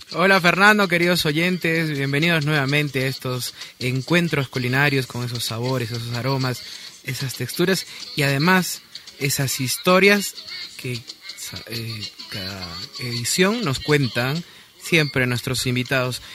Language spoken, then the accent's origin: Spanish; Peru; somos peruanos